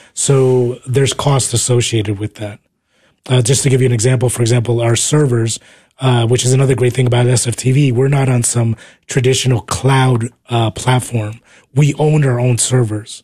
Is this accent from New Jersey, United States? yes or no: yes; New Jersey, United States; moved away as an adult; also born or lived in Uruguay / New York City, United States; now in Texas, United States; I came here when I was four years old. I was raised in New Jersey